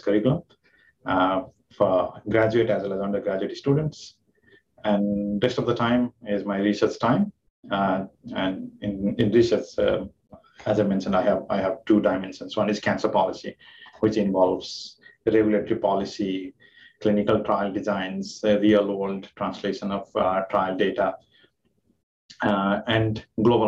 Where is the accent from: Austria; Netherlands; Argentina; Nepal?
Nepal; moved away as an adult; also born or lived in Japan / Boston, United States; now in Kingston, Canada; I'm from Nepal. My home country is Nepal. I did my medical school there.